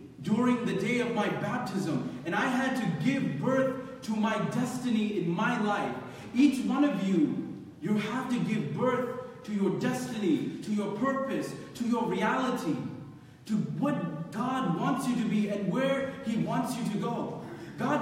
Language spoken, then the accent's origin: English; Philadelphia, Pennsylvania, United States; I remember growing up in Philadelphia